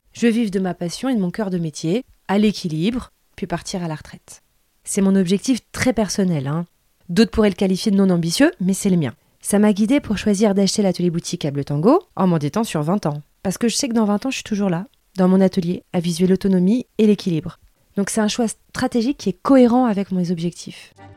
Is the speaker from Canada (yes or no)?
no; Seine-et-Marne, Île-de-France, France; On vient du même coin de Seine-et-Marne